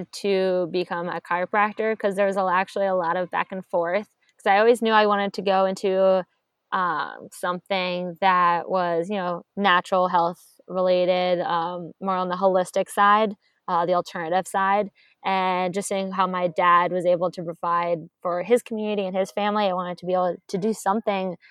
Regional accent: Maryland, United States; moved away as an adult; also born or lived in Delaware / Georgia; I'm from Maryland

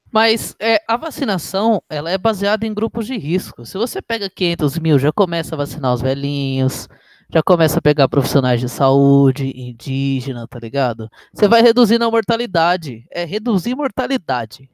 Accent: Brazil; principalmente como brasileiro

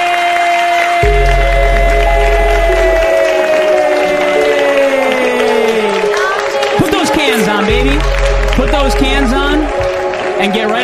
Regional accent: New Jersey, United States; accent: Jersey; I got my Jersey accent

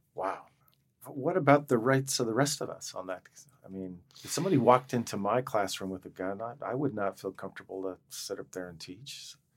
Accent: Montana, United States; I grew up in Montana. You know, we're, we have a l, pretty strong libertarian streak in Montana.

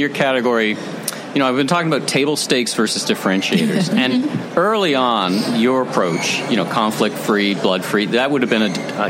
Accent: Toronto, Ontario, Canada; I'm from Toronto. We're from Toronto

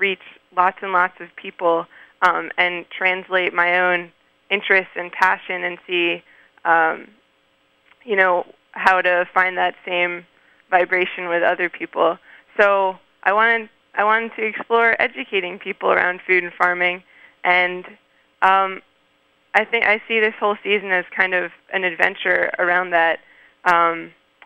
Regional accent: Maryland, United States; moved away as an adult; also born or lived in Canada; now in Poughkeepsie, United States; I grew up in Maryland, in the Mid-Atlantic region

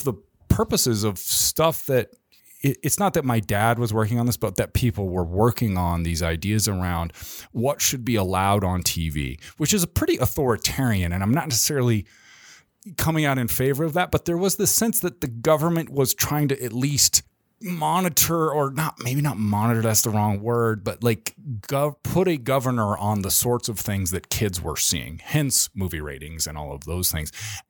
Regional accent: Menlo Park, California, United States; born there; That's why I was born in Menlo Park.

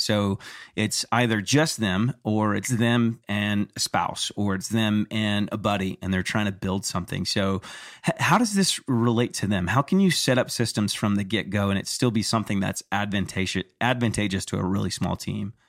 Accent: Texas, United States; growing up in Texas

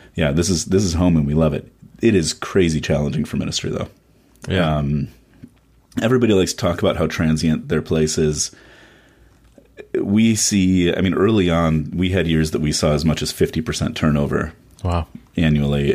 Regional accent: Chicago, Illinois, United States; now in Washington, D.C., United States; I grew up mostly in Chicago

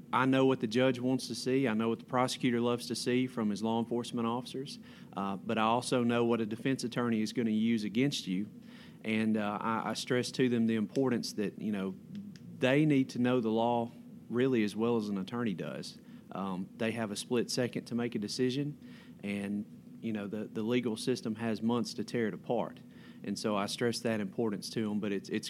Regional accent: Prentiss County, Mississippi, United States; also born or lived in Jackson, Mississippi / Oxford, Mississippi; I'm a local boy. I grew up in Prentice County, went to high school at Wheeler High School

